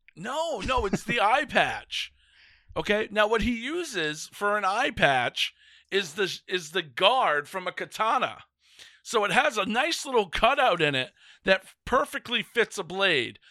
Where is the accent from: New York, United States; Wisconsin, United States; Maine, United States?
Maine, United States; Northern; a fat white kid growing up in Northern Maine